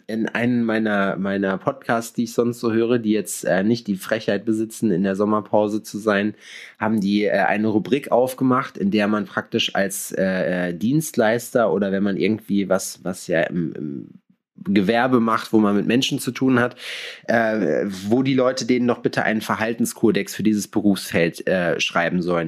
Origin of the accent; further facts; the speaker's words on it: Sauerland, North Rhine-Westphalia, Germany; now in Jena, Germany; ich komme aus dem Sauerland